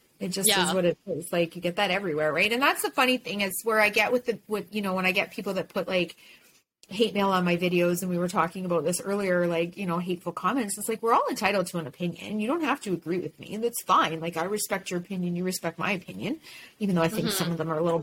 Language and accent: English; Canada; as a Canadian